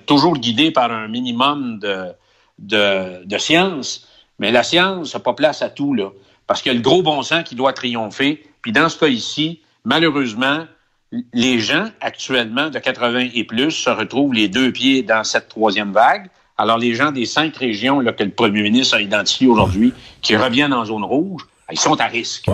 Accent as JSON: {"language": "French", "region": "Quebec", "country": "Canada", "moved": "yes", "lives_now": "Chile", "said": "chez nous"}